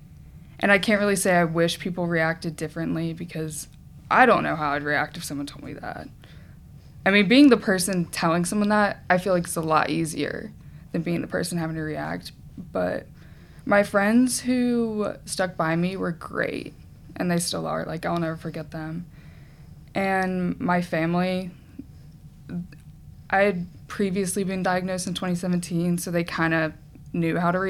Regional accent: Chattanooga, Tennessee, United States; I'm from Chattanooga

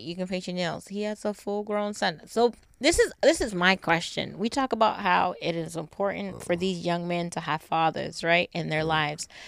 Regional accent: Boston, Massachusetts, United States; I'm from the East Coast

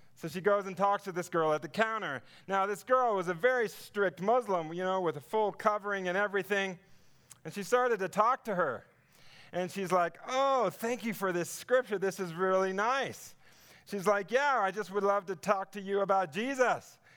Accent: Southern California, United States; I come from Southern California

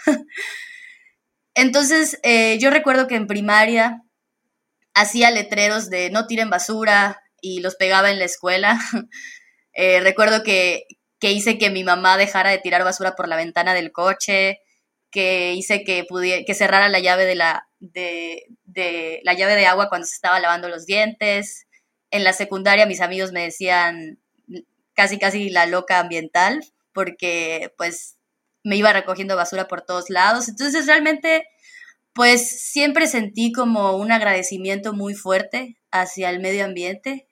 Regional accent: Campeche, Mexico; now in Mérida, Mexico; realmente yo soy de Campeche

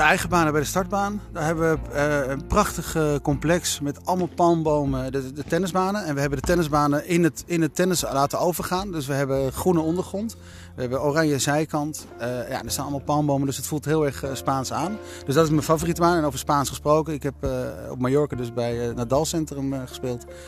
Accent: Netherlands; Wij zijn Nederlanders. En wij Nederlanders

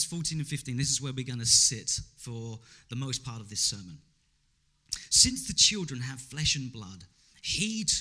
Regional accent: England, United Kingdom; the Pakistani community in my hometown in England

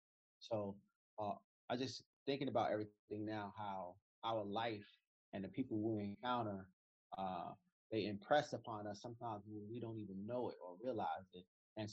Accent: New York City, New York, United States; I grew up in Brooklyn. Love Brooklyn, still in Brooklyn.

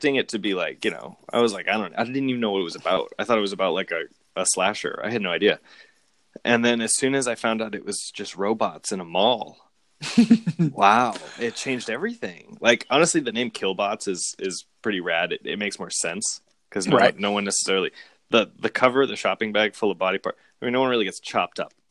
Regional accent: Hanover, Massachusetts, United States; My hometown, shout out to Hanover, Massachusetts

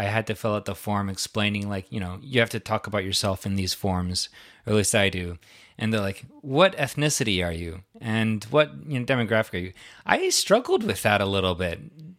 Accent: South Dakota, United States; born there; yeah, my journey started in South Dakota

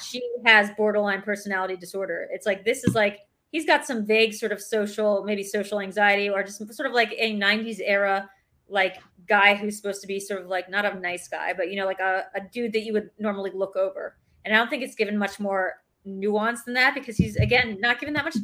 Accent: Newark, Delaware, United States; Newark, Delaware, where I grew up

